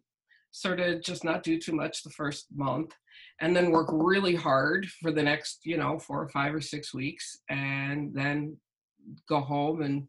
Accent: Massapequa, New York, United States; also born or lived in Queens, New York; I grew up in Queens, outside of Manhattan, and then we moved to Long Island, Massapequa

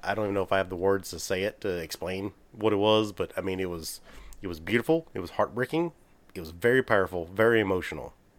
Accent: Texas, United States; we're from Texas

